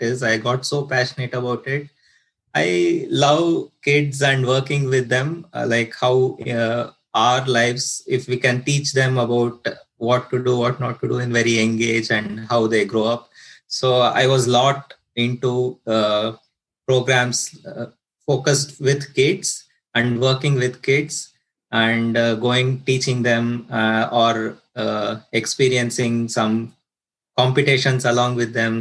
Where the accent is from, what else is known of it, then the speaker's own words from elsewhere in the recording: Bangalore, Karnataka, India; moved away; I came from India, Bangalore, southern part of India